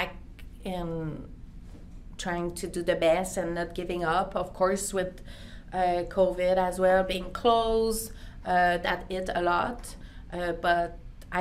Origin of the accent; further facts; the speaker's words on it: Quebec City, Quebec, Canada; first language French; English is a second language; moved away as an adult; now in Calgary, Canada; I'm from French community. My English wasn't our first language or at all, you know. When I learned English at school, that was ananas, not pineapple, you know? So I had to get out of Quebec City at the time